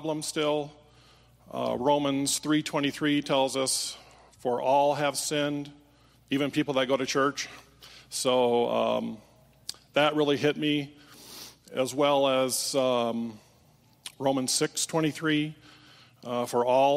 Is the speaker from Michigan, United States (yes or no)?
yes; Holland, Michigan, United States; moved away; I was raised in Holland, Michigan, part of the Dutch community there.